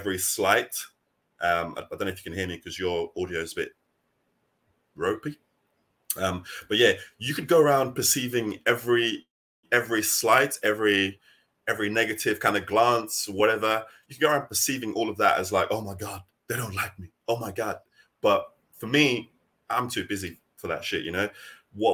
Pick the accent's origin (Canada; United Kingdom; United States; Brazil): United Kingdom; accent: British; also born or lived in Nigeria; my accent, the way I roll, the way I dress, my culture is very British.